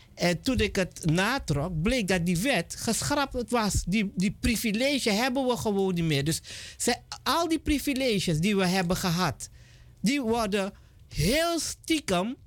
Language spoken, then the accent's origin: Dutch; Suriname; ook al zijn we Surinamers